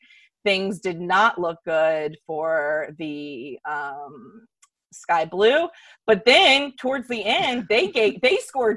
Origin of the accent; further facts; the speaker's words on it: United States; I like all bulldozing. I'm very American in that way.